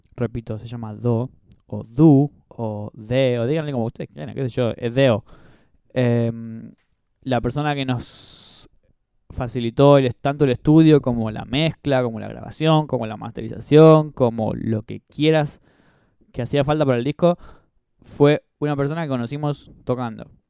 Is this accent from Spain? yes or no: no; José C. Paz, Buenos Aires Province, Argentina; now in Buenos Aires, Argentina; yo soy de José Paz. Eh, bueno, ahora vivo en Capital